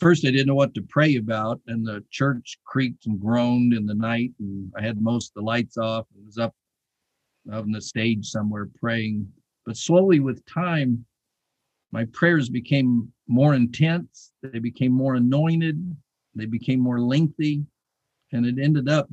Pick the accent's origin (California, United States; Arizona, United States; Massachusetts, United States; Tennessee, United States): Arizona, United States; Tucson; as a young boy growing up in Tucson, Arizona